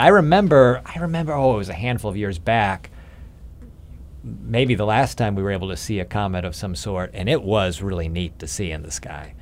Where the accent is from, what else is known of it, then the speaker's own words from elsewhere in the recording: Illinois, United States; I grew up in Illinois